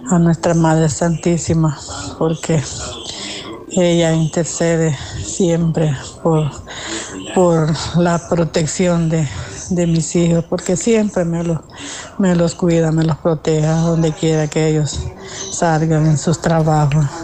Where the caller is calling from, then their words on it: Sonsonate, El Salvador; Buenos días, hermanitos. … de Sonsonate, La Paz del Señor.